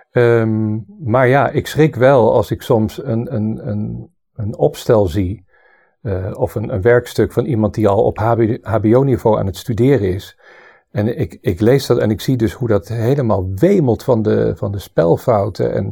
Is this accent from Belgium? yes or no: no; Southern Germany, Germany; born there; Ik ben drietalig opgegroeid. Eh, en dat, dat is heel mooi als je dat meekrijgt. Ik ben geboren in Zuid-Duitsland. Omdat mijn vader daar werkte voor de Amerikaanse militairen als muzikus.